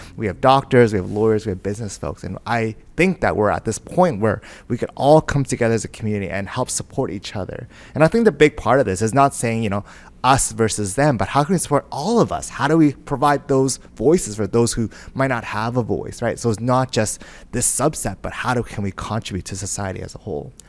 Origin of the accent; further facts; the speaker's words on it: Vancouver, British Columbia, Canada; I was born and raised in Vancouver